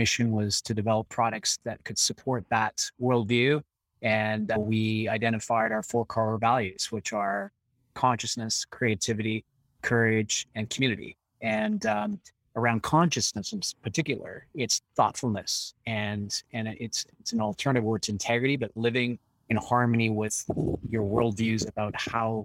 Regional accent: Canada; being a Canadian

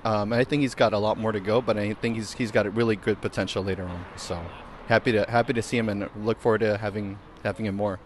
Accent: Long Beach, California, United States; I'm from Long Beach.

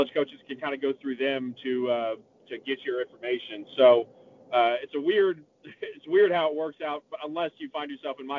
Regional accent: Austin, Texas, United States; I grew up in Austin, Texas

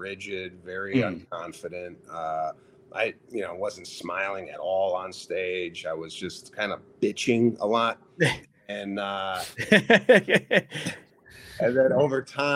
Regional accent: Chicago, Illinois, United States; moved away as an adult; now in Los Angeles, United States; growing up in Chicago

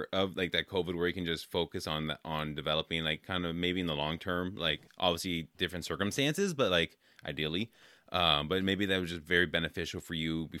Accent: California, United States; I grew up in California

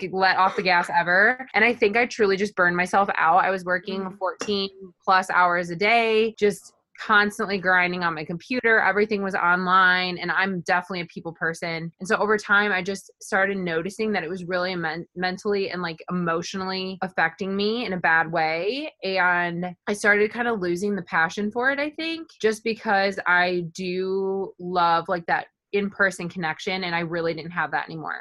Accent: Oregon, Illinois, United States; moved away as an adult; now in St. Louis, United States; I am originally from Northern Illinois. I grew up on a farm in a really small town called Oregon, Illinois.

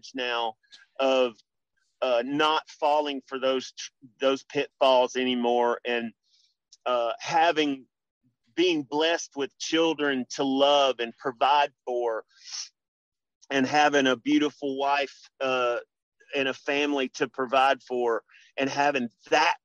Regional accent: Memphis, Tennessee, United States; I grew up in Memphis. I grew up a poor Memphis boy.

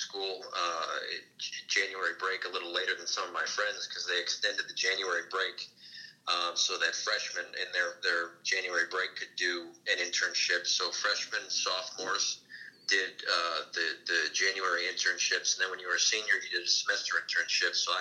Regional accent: Connecticut, United States; my home state of Connecticut

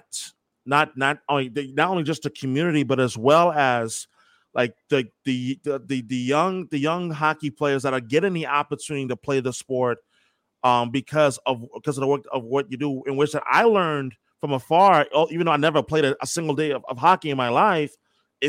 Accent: New York, United States; I'm from New York.

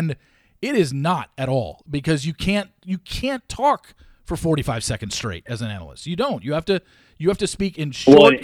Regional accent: Southern California, United States; I grew up in Southern California

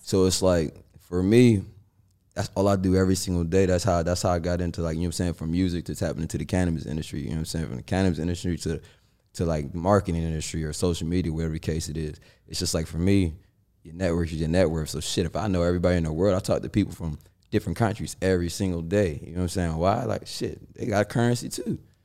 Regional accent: West Virginia, United States; born or raised there; also born or lived in Los Angeles, California

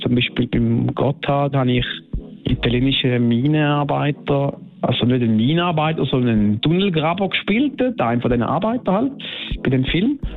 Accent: Switzerland; bei uns in der Schweiz ist das äh, eine Familie, eine Stammfamilie, wo wir kennen uns alle

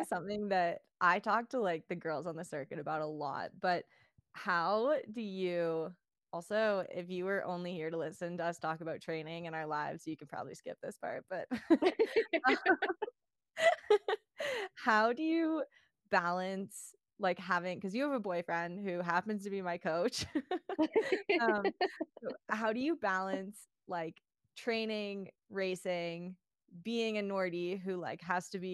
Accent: Canada; moved away as an adult; also born or lived in Colorado; being a Canadian living over here

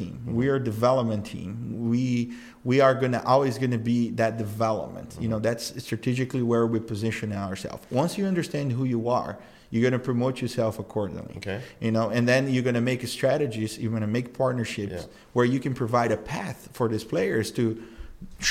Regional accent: Brazil; now in United States; I grew up in Brazil

